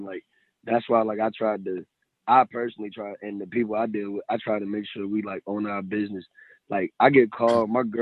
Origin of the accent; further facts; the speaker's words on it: Virginia, United States; I'm from Maryland, Virginia